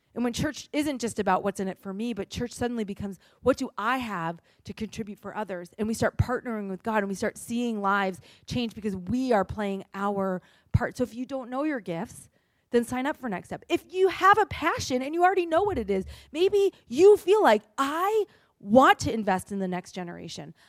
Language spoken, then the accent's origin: English; New England, United States; I'm from New England